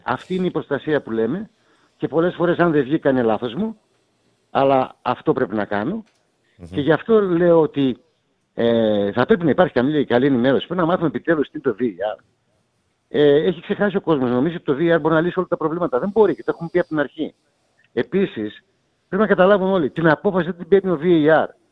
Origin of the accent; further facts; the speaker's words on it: Greece; όταν εγώ πήγα πρώτη φορά ως Έλληνας διαιτητής